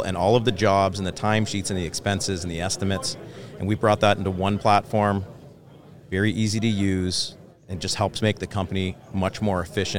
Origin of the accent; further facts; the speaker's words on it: London, Ontario, Canada; London, Ontario.